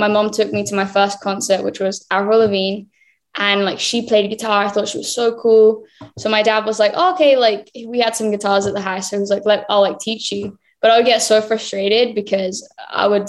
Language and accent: English; Birmingham, West Midlands, United Kingdom; moved away as an adult; now in Los Angeles, United States; I spent my whole like childhood, like growing up in Birmingham